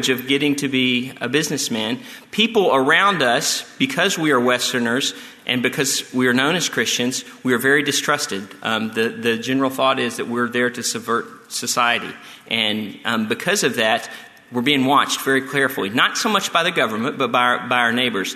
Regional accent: Texas, United States; moved away; We are from Texas

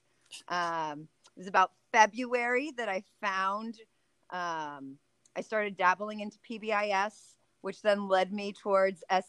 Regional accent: Orange County, California, United States; moved away as an adult; also born or lived in Peru; now in Visalia, United States; I am originally from Orange County.

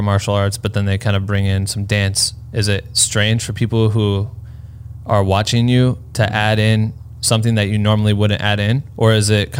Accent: Iowa, United States; I'm from Iowa

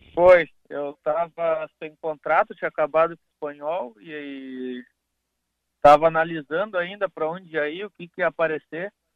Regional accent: Porto Alegre, Rio Grande do Sul, Brazil; Sou daqui de Porto Alegre

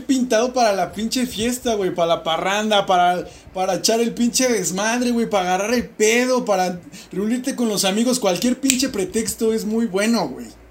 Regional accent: Mexico; siendo mexicanos

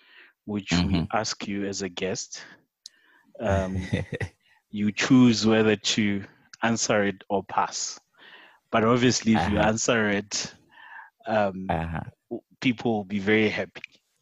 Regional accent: Bela-Bela, Limpopo, South Africa; the young people in Bilabela, as you mentioned, I mean, right now there are many bands or DJs in my hometown

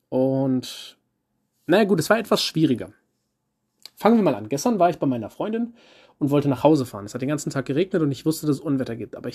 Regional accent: Eifel, Germany; Und dann habe ich gehört, das aus der Eifel, wo ich herkomme und wo noch meine Familie wohnt, ist deutlich schlimmer getroffen wurde.

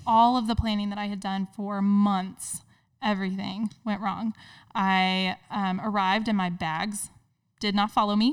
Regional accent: Indiana, United States; moved away as an adult; now in Cincinnati, United States; I'm originally from Indiana

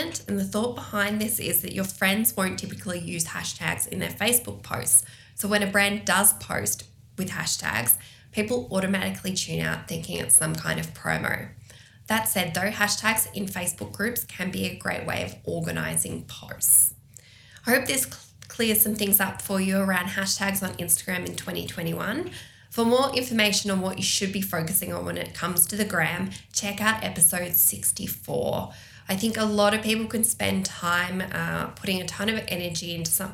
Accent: Albury, New South Wales, Australia; I'm going to use my hometown as an example here

